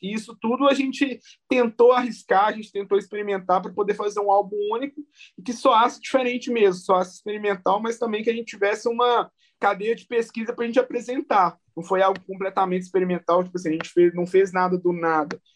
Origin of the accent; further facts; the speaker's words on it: Belo Horizonte, Minas Gerais, Brazil; eu sou da Zona Norte de, de BH, é, basicamente da região de Venda Nova, né, que chama aqui. E eu fui, eu nasci na, na Avenida Vilarinho